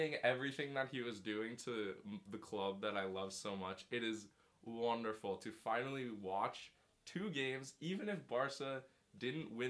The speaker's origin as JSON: {"language": "English", "town": "Washington", "region": "District of Columbia", "country": "United States", "said": "I am from Washington, D.C."}